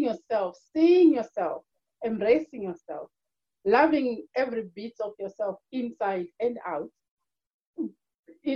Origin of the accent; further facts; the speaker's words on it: Zimbabwe; moved away as an adult; now in Ireland; I'm originally from Zimbabwe, born and raised.